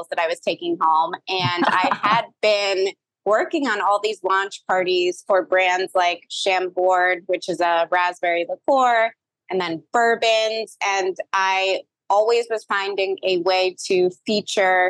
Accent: New York City, New York, United States; I am from New York City, which I know is unusual, but I was actually born there and grew up there.

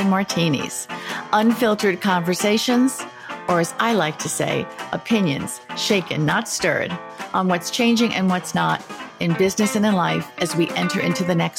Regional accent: New York, United States; moved away; I was born in New York too and left for many years and then came back

